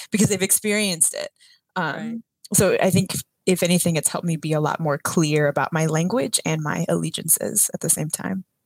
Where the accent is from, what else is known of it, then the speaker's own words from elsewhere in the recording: San Antonio, Texas, United States; I grew up on the south side of San Antonio, which is closer to the border with Mexico than it is to Houston